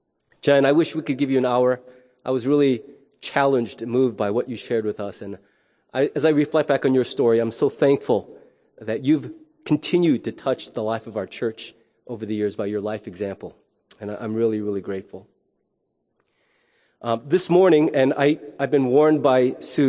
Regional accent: United States; as an American

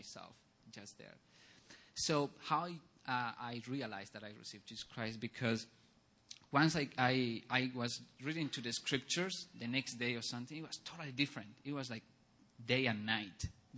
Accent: Bolivia; moved away; I grew up in Bolivia

